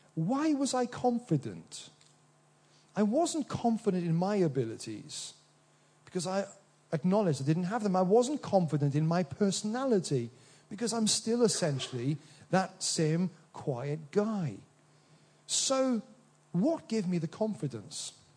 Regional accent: Wales, United Kingdom; in this little village I grew up in Wales

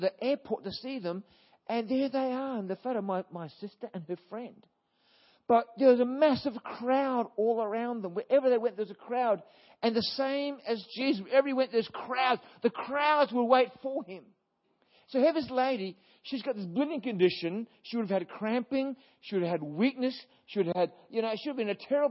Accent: Brisbane, Queensland, Australia; I was born in Brisbane

